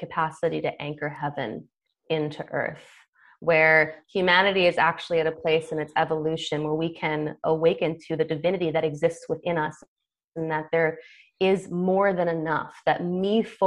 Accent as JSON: {"language": "English", "country": "United States", "said": "I come from American culture"}